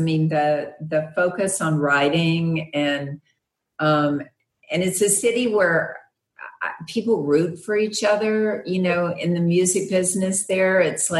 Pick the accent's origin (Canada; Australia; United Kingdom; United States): United States; Arkansas; I'm from Arkansas, so West Memphis is in Arkansas.